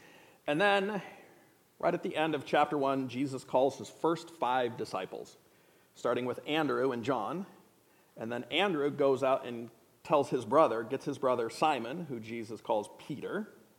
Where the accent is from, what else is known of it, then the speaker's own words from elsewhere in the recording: Indonesia; I grew up in a different culture, so I brought a few props from that culture. I grew up in Indonesia